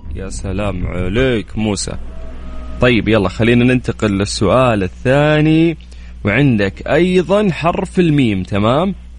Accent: Jeddah, Makkah Province, Saudi Arabia; عندنا في جدة

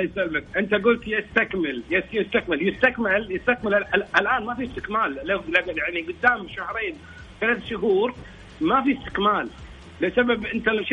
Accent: Kuwait; عندنا في الكويت

